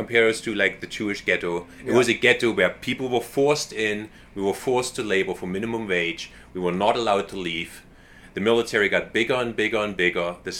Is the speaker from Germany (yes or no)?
yes; Weimar, Thuringia, Germany; moved away; also born or lived in Ashland, Oregon; I was born in East Germany, just a couple of hours south of Berlin, in Weimar. Known for Goethe, Schiller, Liszt, Bauhaus, you know, all kinds of references to that town. Weimar is a very famous town, very intellectual.